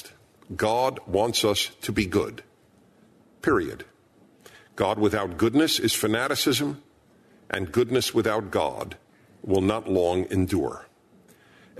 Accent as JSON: {"language": "English", "town": "New York City", "region": "New York", "country": "United States", "tie": "born or raised there", "said": "I was born in Brooklyn, New York"}